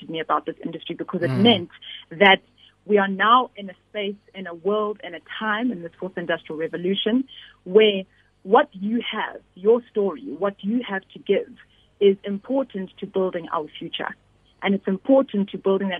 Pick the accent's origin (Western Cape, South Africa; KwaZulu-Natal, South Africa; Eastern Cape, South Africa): KwaZulu-Natal, South Africa; I grew up in KwaZulu-Natal